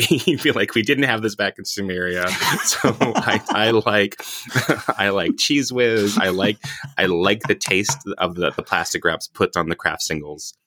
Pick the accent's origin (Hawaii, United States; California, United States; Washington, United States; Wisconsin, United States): Hawaii, United States; moved away; I'm from Hawaii originally.